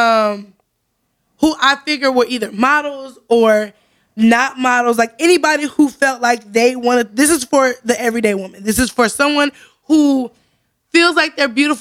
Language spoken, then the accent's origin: English; Zion, Illinois, United States; I grew up in Zion